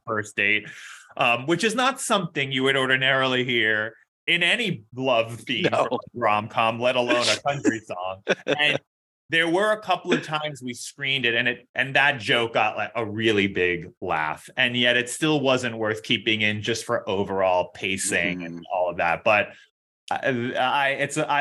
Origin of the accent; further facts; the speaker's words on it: New York City, New York, United States; I grew up in New York City